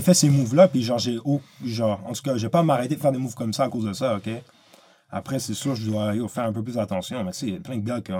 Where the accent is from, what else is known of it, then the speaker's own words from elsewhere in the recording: Quebec, Canada; je suis un Québécois